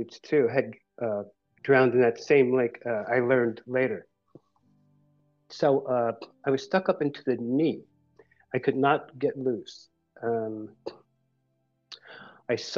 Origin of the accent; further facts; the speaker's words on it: Philadelphia, Pennsylvania, United States; I'm from Philadelphia